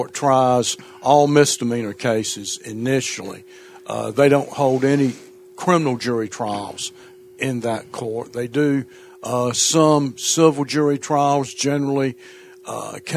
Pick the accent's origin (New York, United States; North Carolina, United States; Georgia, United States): North Carolina, United States; Gates County; now in New Bern, United States; I'm from Gates County, North Carolina, which is in the northeastern part of the state